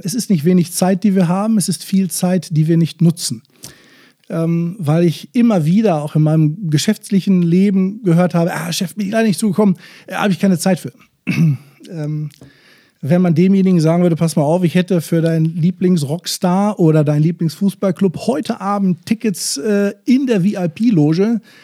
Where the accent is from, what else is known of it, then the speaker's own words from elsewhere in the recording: Bochum, North Rhine-Westphalia, Germany; als Bochumer Junge, der ich nun mal bin